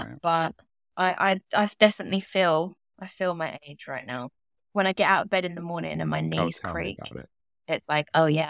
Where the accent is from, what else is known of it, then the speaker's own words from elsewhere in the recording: United Kingdom; We're both British, obviously.